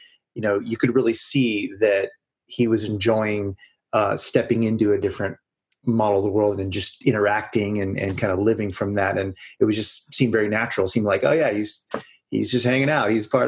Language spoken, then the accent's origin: English; California, United States; we're from California and we hug.